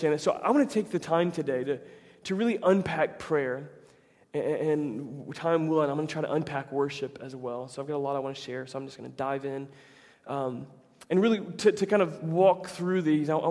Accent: Tampa, Florida, United States; my hometown team is getting a lot better, the Tampa Bay Rays

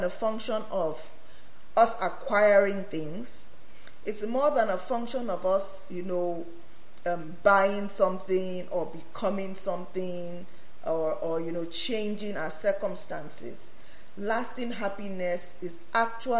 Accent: Nigeria; moved away; I come from Nigeria

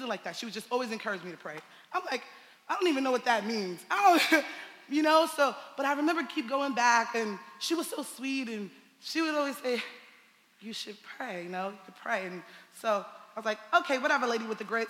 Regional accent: New York City, New York, United States; I'm from Bed-Stuy

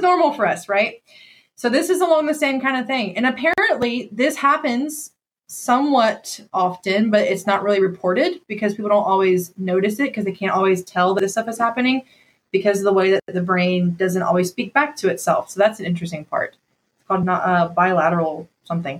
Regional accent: Upson County, Georgia, United States; I went to school in Upson County

